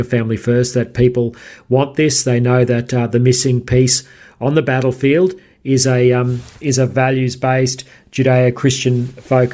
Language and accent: English; Queensland, Australia; my home state of Queensland